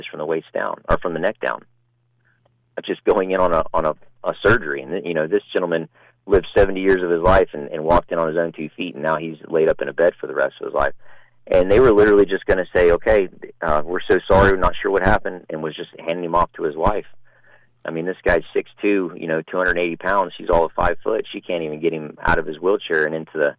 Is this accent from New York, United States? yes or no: no; Pasadena, Texas, United States; Pasadena, Texas. That's my hometown